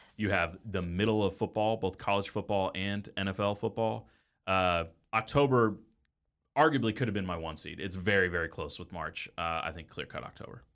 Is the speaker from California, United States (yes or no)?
no; Dallas, Texas, United States; I grew up in Dallas